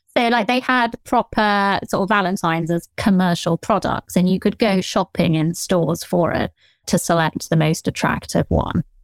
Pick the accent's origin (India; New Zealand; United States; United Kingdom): United Kingdom; southern England; accent: Generic Southern; Generic Southern accent.